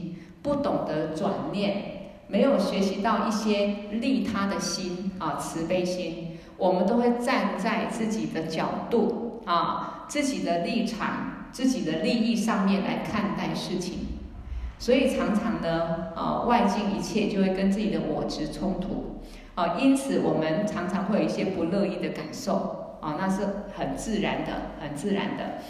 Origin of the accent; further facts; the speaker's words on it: China; 但是我们中国人通常哈，嗯，比较很多事情不好意思讲。